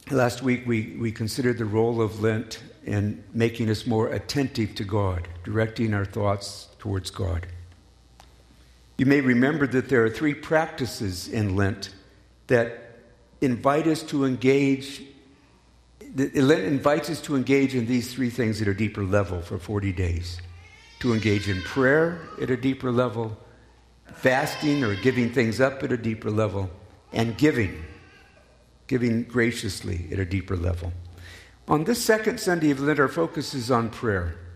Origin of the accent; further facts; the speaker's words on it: Colorado, United States; I'm from Colorado. I miss the mountains.